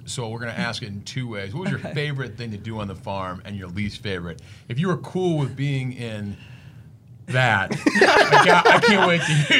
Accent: Minneapolis, Minnesota, United States; I'm from Minneapolis and like not spent a lot of time in farms.

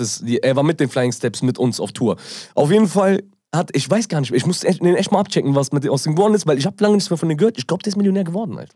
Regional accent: Germany; ich bin aus Deutschland

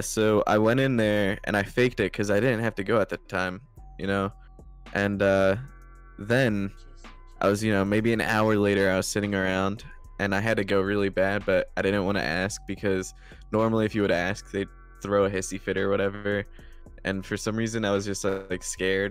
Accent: New Jersey, United States; so I'm from South Jersey, so that means I'm like right near the beach

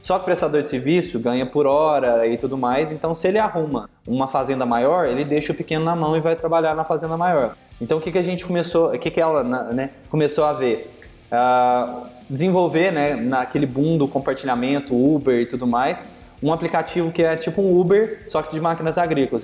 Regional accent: Minas Gerais, Brazil; also born or lived in Belo Horizonte; ou você produz café, ou mexe com café, ou você vira cantor. E minha família, a vida inteira foi ligada à produção

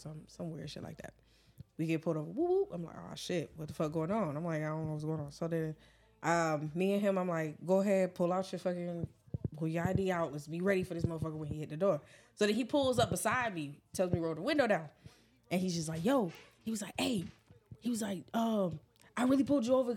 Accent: Douglasville, Georgia, United States; I'm from Georgia, not Atlanta, the suburbs, but from Georgia. So that's all I know. If I'm going to be specific, it's Douglasville.

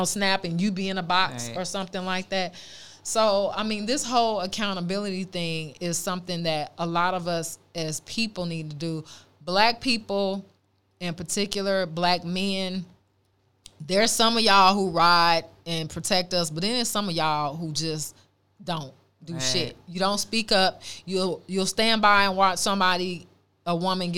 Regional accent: Oakland, California, United States; also born or lived in Los Angeles; growing up in Oakland

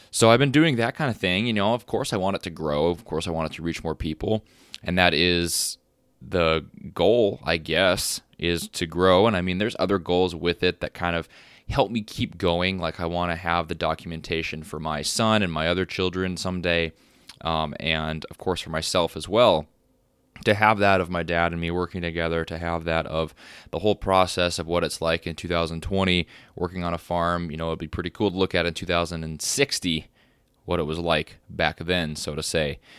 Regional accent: Texas, United States; moved away; And since I moved to North Dakota from Texas and um, been living on a farm

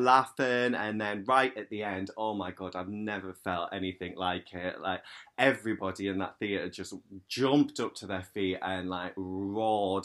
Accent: County Durham, North East England, United Kingdom; I'm from County Durham in the northeast

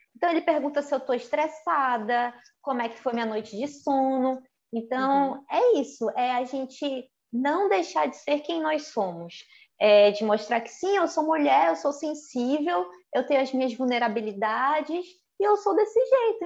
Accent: North Region, Brazil; eu como mulher, como nortista, como brasileira

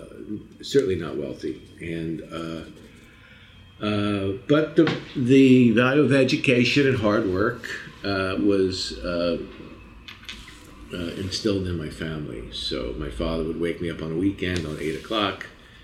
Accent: southern New Jersey, United States; also born or lived in Philadelphia; I was born in Philadelphia. My family lived in southern New Jersey.

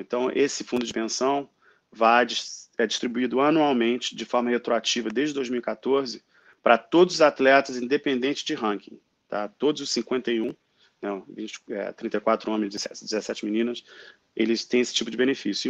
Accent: Rio de Janeiro, Brazil; born or raised there; moved away as an adult; also born or lived in Japan / San Francisco, California; now in Australia

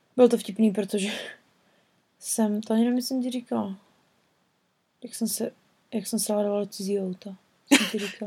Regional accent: Czechia; moved away; jsme z České republiky

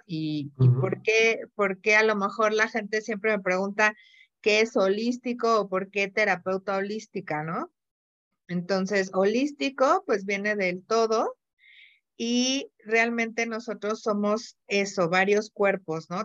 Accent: Mexico City, Mexico; moved away as an adult; now in Querétaro, Mexico; Yo soy de la Ciudad de México

